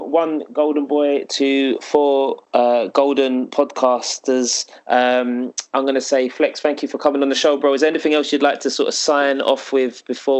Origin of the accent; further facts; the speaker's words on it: London, United Kingdom; You can tell I'm from East London.